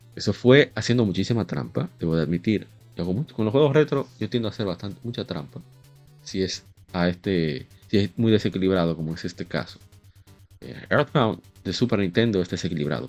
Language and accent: Spanish; Dominican Republic; como decimos aquí en mi país